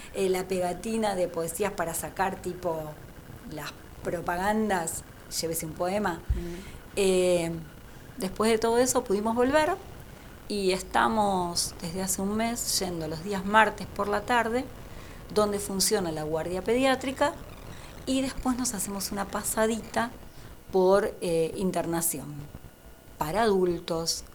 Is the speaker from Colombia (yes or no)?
no; Lavallol, Buenos Aires Province, Argentina; yo vivo, nací en, en Lavallol